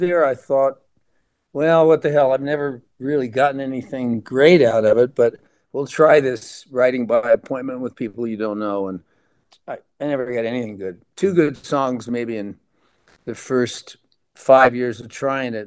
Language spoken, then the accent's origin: English; Amarillo, Texas, United States; moved away as an adult; also born or lived in Detroit, Michigan / Cleveland, Ohio / Dallas, Texas; I was born in Detroit, and we lived in Cleveland, in Shaker Heights for a while. Then we moved to Dallas while my mother had my first of my little sisters. Then we moved to Amarillo. And so I was in Amarillo from six until I quit college at 22